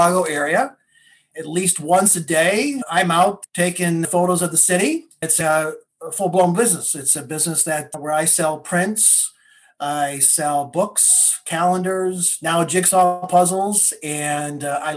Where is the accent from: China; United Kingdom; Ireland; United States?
Ireland; Wexford, Leinster; moved away; I was born in Ireland. So I'm not from the U.S. And I was born in a small town in the southeast portion of Ireland.